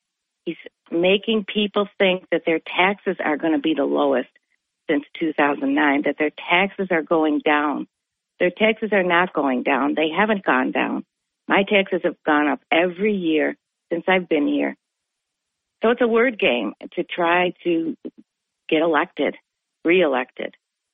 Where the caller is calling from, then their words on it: Vestal, New York, United States; I'm calling from Vestal.